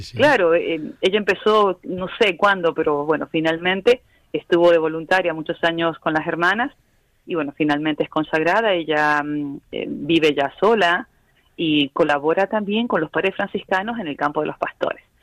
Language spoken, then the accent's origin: Spanish; Argentina; also born or lived in Madrid, Spain; now in Jerusalem; yo soy medio español y medio argentina, así que me presento como argentina, hija adoptada de Madrid, España